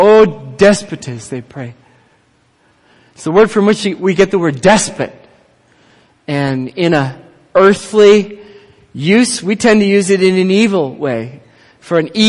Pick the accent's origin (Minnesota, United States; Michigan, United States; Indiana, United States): Minnesota, United States; Minneapolis; I grew up in Minneapolis